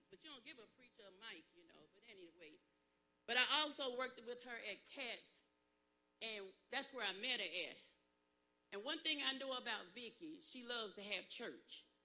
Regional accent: Pageland, South Carolina, United States; I told her I was from Pageland, South Carolina, where my people was.

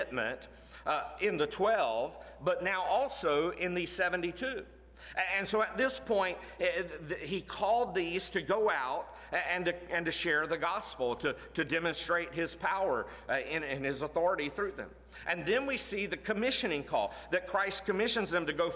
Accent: Florida, United States; moved away as an adult; now in Tennessee, United States; I was born in Florida, grew up in Florida most of my life. Grew up 30 minutes from the University of Florida

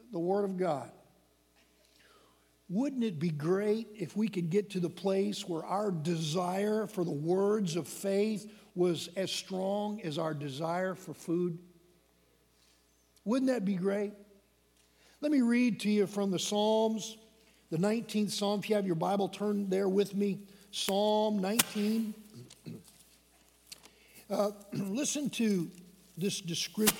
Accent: Michigan, United States; When I was a small boy growing up in Michigan

